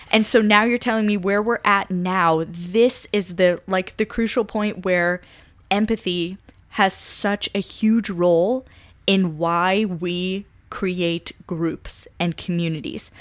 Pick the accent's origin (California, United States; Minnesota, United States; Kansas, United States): Kansas, United States; I'm from Kansas